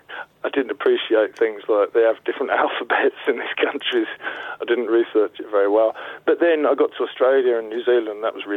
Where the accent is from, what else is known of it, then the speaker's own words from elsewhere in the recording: Essex, East of England, United Kingdom; now in North West England, United Kingdom; I live in the northwest now, and I come from Essex, so I still have to explain on a daily basis why I sound like this.